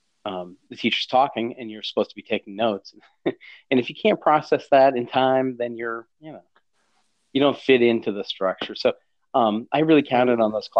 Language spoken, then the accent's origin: English; Maine, United States; I'm from Maine